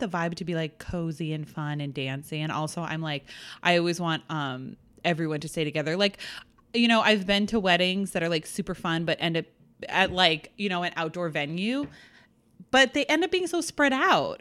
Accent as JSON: {"language": "English", "region": "New England", "country": "United States", "said": "I'm from New England"}